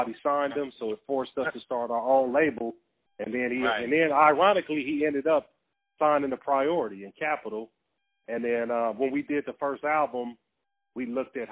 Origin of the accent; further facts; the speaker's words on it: Carson, California, United States; I'm from Carson, right next to Long Beach. Yeah, Carson